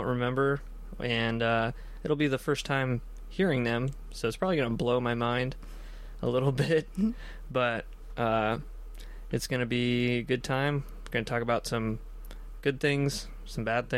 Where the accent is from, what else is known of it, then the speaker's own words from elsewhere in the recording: Black Diamond, Washington, United States; also born or lived in Renton, Washington / Algona, Washington / Fairwood, Washington; I was born in Renton, and then I don't even really remember, I don't remember anything up until we were living in Black Diamond